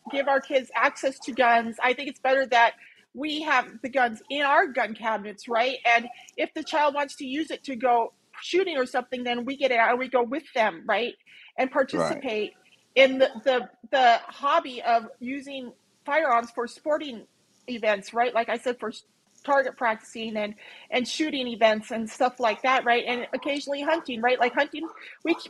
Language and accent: English; United States; moved away; also born or lived in Montana / Minnesota; when I grew up in Montana and Minnesota